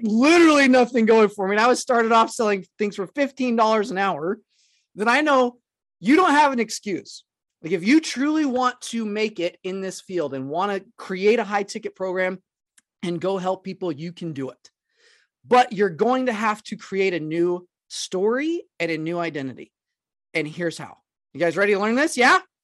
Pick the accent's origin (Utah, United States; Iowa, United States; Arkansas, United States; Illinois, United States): Arkansas, United States; I'm originally from Arkansas, and I grew up in a town that was less than, like, three thousand people.